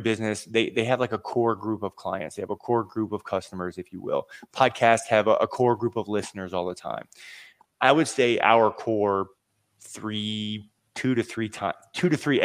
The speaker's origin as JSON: {"language": "English", "region": "Seven Cities area of Virginia", "country": "United States", "said": "I'm from the Seven Cities area of Virginia."}